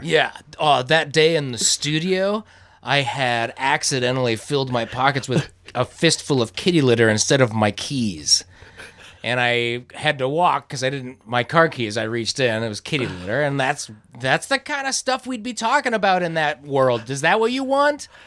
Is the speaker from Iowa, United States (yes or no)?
yes; Iowa, United States; we grew up in towns in Iowa